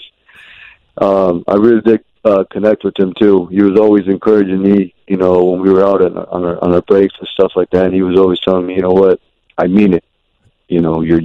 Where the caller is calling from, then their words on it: Plymouth, Minnesota, United States; I'm calling from Plymouth, Minnesota